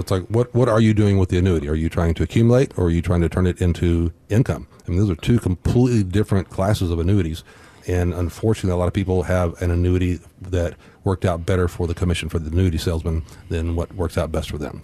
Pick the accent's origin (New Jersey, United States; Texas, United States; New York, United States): Texas, United States; Corpus Christi; growing up in Corpus